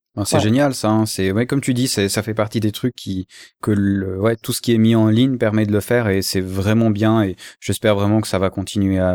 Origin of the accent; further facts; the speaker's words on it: Switzerland; je suis suisse